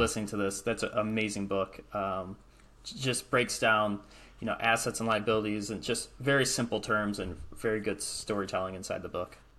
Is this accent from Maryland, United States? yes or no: no; Michigan, United States; I'm from Michigan